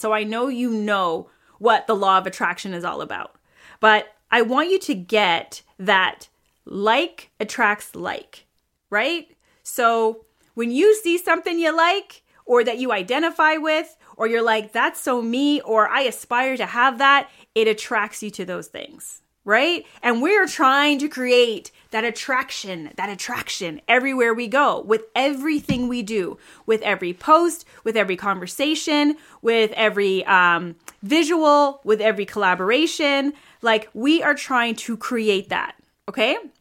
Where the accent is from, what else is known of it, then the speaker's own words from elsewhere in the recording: Toronto, Ontario, Canada; I am hailing from Toronto, Canada.